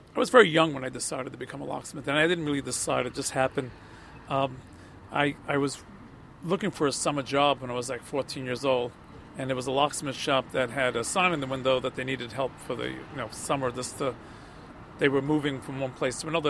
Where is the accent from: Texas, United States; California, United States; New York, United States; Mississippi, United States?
New York, United States; New York City; also born or lived in Elizabeth Street, Manhattan; I was born on Elizabeth Street, but then we moved to Astoria.